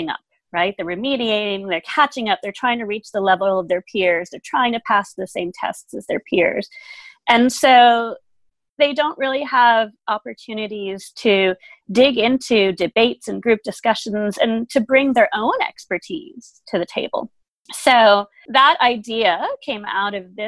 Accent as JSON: {"language": "English", "country": "United States", "tie": "born or raised there", "first_language": "German", "second_language": "English", "said": "I am actually a first-generation American. That's just not obvious because my parents are both from Germany. So I look white European. I've lived here my whole life, so I have the accent."}